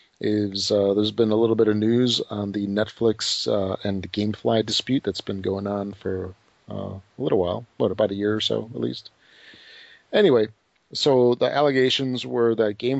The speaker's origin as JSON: {"language": "English", "town": "Chicago", "region": "Illinois", "country": "United States", "tie": "born or raised there", "said": "I was born in Chicago. I mean, I've been here pretty much forever."}